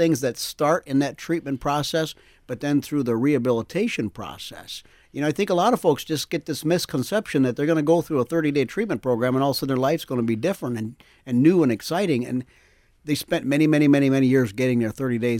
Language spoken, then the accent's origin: English; Minneapolis, Minnesota, United States; Born and raised in South Minneapolis, came into a little room not too much bigger than this studio and fell in love with Jesus.